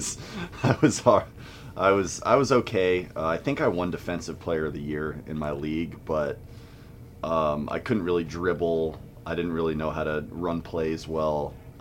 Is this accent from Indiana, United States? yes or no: no; Southern California, United States; I grew up in Southern California from like 5, 6 years old on